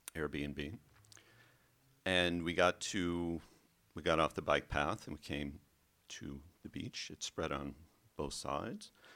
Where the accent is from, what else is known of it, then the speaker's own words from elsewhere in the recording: the middle of America, Midwest, United States; I was raised Catholic in the middle of America, in the seventies.